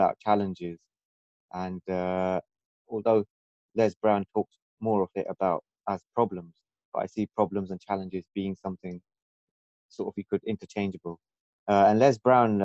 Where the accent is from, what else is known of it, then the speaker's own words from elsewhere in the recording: London, United Kingdom; moved away as an adult; I was born and brought up in London for most of my life